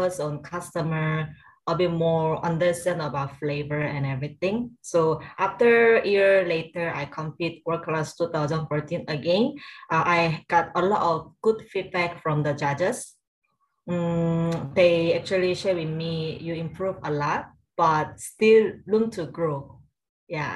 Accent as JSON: {"language": "English", "country": "South Korea", "second_language": "English", "moved": "as an adult", "lives_now": "Singapore", "said": "I'm originally from South Korea. Then I moved to Singapore when I was after graduate my college"}